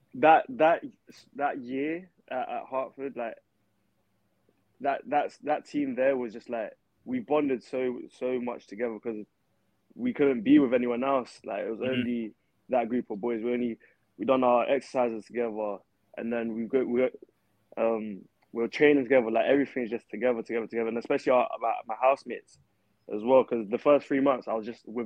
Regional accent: London, United Kingdom; moved away as an adult; now in Madison, United States; I'm from Camden Town

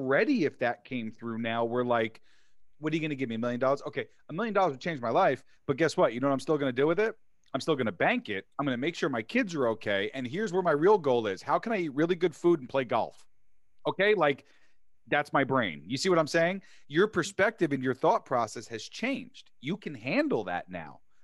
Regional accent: New York City, New York, United States; I grew up in New York City

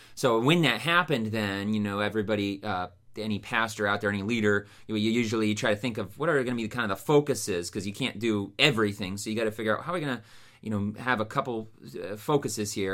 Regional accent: Youngstown, Ohio, United States; also born or lived in Pennsylvania; so I grew up in the Youngstown area um, and then uh, lived here the majority of my life

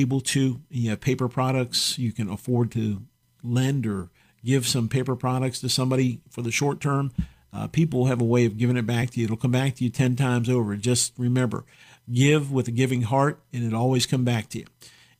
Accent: United States; I'm proud as an American

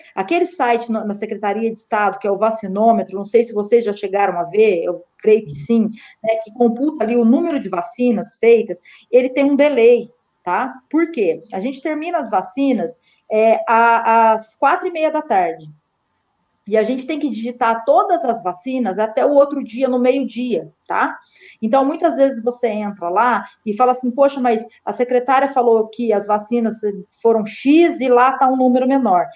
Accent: Guaxupé, Minas Gerais, Brazil; o município onde eu nasci, fui criada

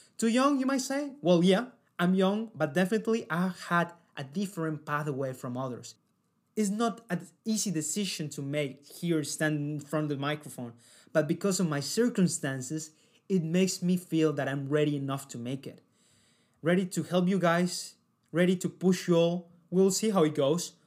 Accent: Cali, Valle del Cauca, Colombia; moved away as an adult; now in Sydney, Australia; I decided to go out of my hometown

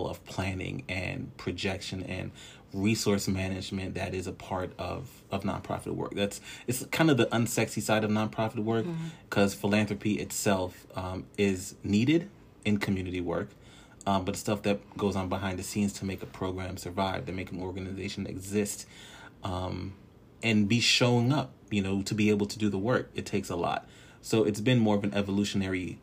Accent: Newark, New Jersey, United States; also born or lived in Trinidad and Tobago; now in Virginia, United States; I am originally from Newark, New Jersey. Bloodline belongs to Trinidad and Tobago.

